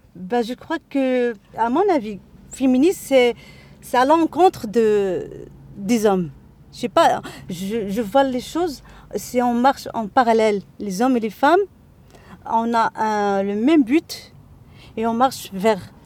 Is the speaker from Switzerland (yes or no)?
no; Casablanca, Casablanca-Settat, Morocco; moved away as an adult; now in Agadir, Morocco; je suis née à Casa, j'ai fait mes études à Casa